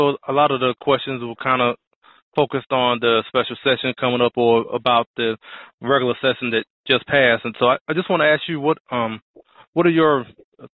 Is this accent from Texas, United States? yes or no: yes; Texas, United States; I'm from Texas